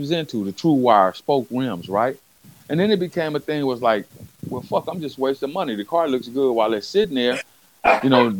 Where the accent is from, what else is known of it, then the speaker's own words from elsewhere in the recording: West Coast, United States; I'm from the West Coast